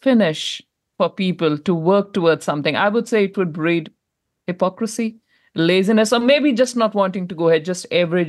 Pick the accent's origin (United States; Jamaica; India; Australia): India; now in New Zealand; I come from India where there is no welfare.